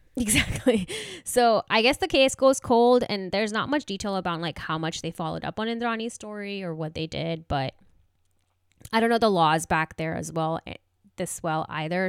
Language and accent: English; India; moved away; I grew up in India.